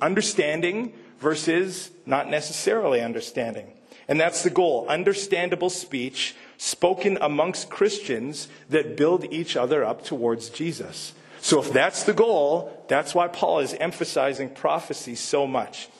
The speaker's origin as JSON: {"language": "English", "country": "Canada", "accent": "Canadian", "moved": "as an adult", "said": "I'm speaking Canadian"}